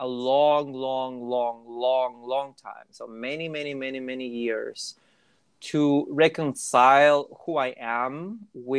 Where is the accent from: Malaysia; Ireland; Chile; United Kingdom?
Chile; first language Spanish; English is a second language; moved away as an adult; now in United States; when I was back home, you know, I was just a regular Chilean person